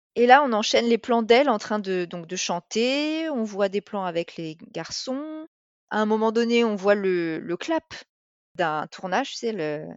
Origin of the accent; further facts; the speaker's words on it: the South, southern France, France; on est du Sud